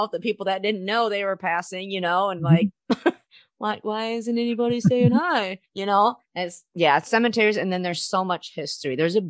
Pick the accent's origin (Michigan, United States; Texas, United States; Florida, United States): Michigan, United States; I'm from Michigan.